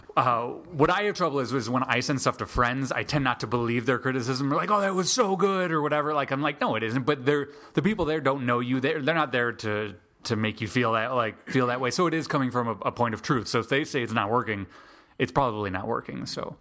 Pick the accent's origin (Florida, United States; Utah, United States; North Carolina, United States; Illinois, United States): Illinois, United States; Chicago; now in Atlanta, United States; I am originally from Chicago, but I came down, I moved down to Atlanta